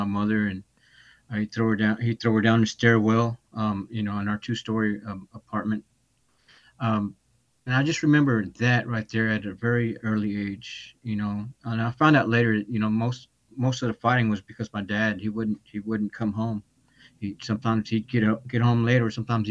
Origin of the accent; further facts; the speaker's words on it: Dallas, Texas, United States; also born or lived in Austin, Texas; I grew up in Dallas County, in Dallas, Most of my life, I grew up